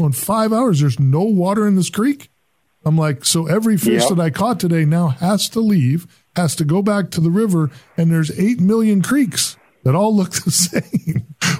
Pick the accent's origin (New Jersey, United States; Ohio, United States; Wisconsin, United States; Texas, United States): Wisconsin, United States; Lake Winnebago, central; I grew up in Wisconsin, which is what led me to that kind of that question. I grew up in central Wisconsin. I actually grew up on Lake Winnebago